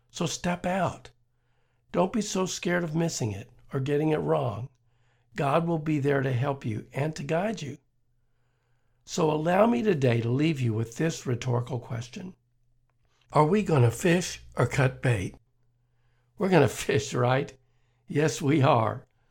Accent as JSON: {"language": "English", "region": "Kentucky", "country": "United States", "tie": "born or raised there", "said": "I grew up in Kentucky, which is part of the South"}